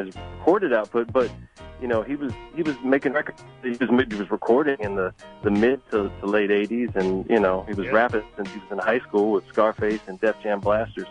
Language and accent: English; Galveston, Texas, United States; also born or lived in Houston; I'm from Galveston